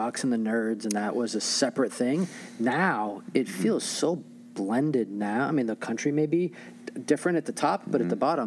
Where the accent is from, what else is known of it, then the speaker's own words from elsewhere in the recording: New York, United States; growing up in New York